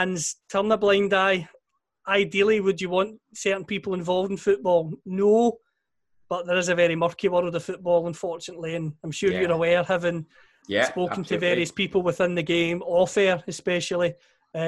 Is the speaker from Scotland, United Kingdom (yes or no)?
yes; Greenock, Scotland, United Kingdom; I'm from Greenock